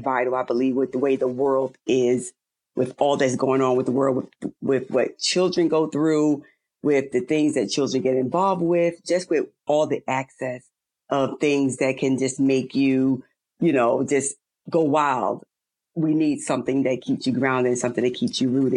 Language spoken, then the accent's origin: English; New York, United States; moved away; I'm originally from New York.